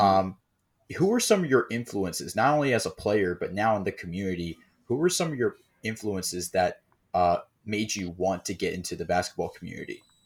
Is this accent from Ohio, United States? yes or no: no; Maryland, United States; we're also from the D M V. We're actually from Maryland